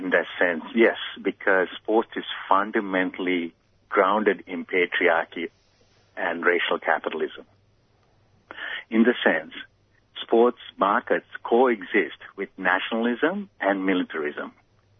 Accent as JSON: {"language": "English", "country": "Sri Lanka", "also_born_or_lived": "United States", "moved": "as an adult", "said": "I came from Sri Lanka, went to America to be a better springboard diver"}